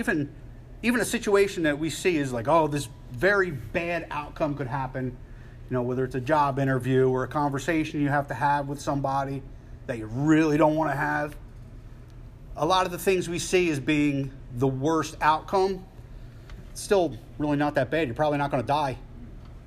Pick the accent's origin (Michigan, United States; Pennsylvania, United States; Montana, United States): Pennsylvania, United States; Philadelphia; I'm from Philly